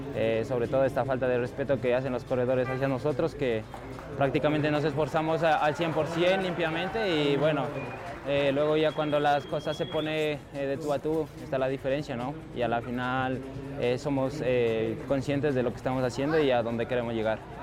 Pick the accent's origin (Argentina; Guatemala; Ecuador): Ecuador; Pueblo Arenas, Imbabura; yo soy de Pueblo Arenas, de Imbabura, Ecuador